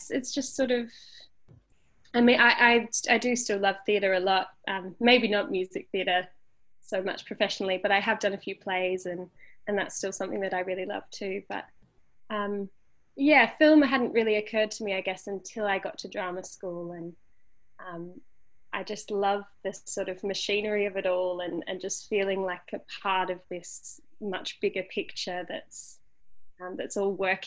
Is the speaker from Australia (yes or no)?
yes; Tasmania, Australia; born or raised there; moved away as an adult; also born or lived in Sydney